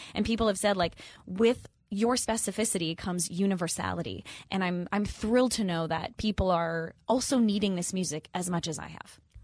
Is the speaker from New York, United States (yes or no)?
no; Minnesota, United States; moved away; I'm from the Midwest, I'm from Minnesota